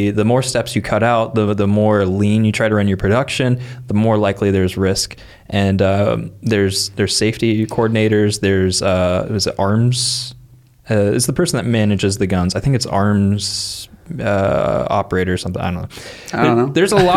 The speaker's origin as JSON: {"language": "English", "region": "Midwest", "country": "United States", "tie": "born or raised there", "said": "we grew up in the Midwest"}